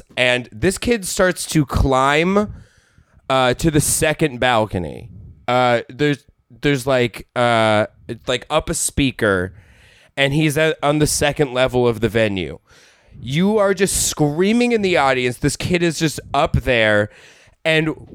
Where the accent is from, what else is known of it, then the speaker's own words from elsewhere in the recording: Denver, Colorado, United States; I'm from Denver, Colorado.